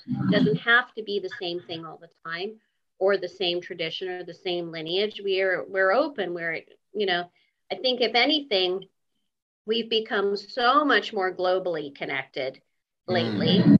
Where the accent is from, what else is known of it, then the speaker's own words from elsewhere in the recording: Canada; I was born in Canada